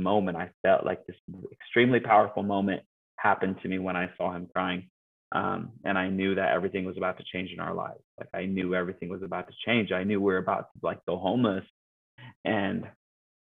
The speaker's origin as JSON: {"language": "English", "town": "Yakima", "region": "Washington", "country": "United States", "tie": "born or raised there", "moved": "yes", "said": "I'm from Yakima"}